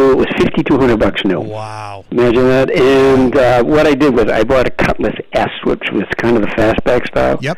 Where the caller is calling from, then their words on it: West Bridgewater, Massachusetts, United States; I'm calling from West Bridgewater.